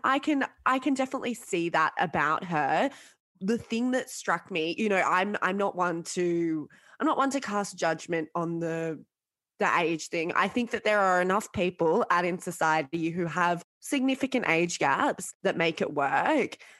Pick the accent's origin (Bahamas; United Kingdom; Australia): Australia; Sydney, New South Wales; I grew up in Sydney and I grew up in the northern suburbs